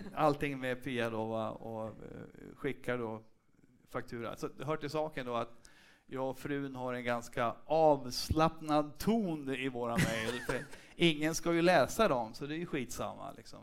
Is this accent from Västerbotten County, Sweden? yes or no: yes; Umeå, Västerbotten County, Sweden; moved away; Jag kommer från Umeå från början